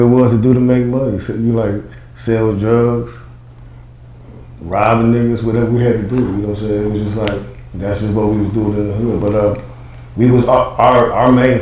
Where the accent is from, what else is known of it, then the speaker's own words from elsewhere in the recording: Cleveland, Ohio, United States; originally from Cleveland, Ohio, the east side of Cleveland, Ohio